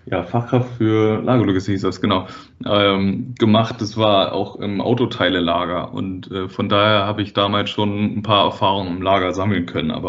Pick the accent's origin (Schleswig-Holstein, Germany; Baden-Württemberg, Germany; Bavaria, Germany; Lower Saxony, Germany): Schleswig-Holstein, Germany; Wedel; ich bin selber auch äh, in Wedel aufgewachsen, was ja auch ein, quasi so ein Elbvorort ist.